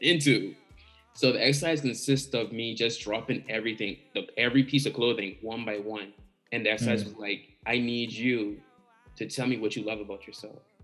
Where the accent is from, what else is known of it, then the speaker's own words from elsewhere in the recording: Bahamas; growing up in the Bahamas